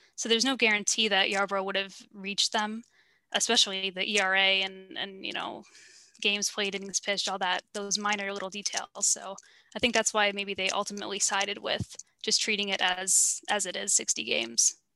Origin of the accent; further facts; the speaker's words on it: New York, United States; I'm from New York originally